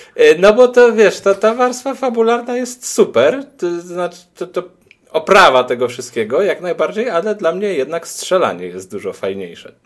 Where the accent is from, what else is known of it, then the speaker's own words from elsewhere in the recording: a small village in the Lublin region, Lublin Voivodeship, Poland; Ja jestem z małej wsi na Lubelszczyźnie.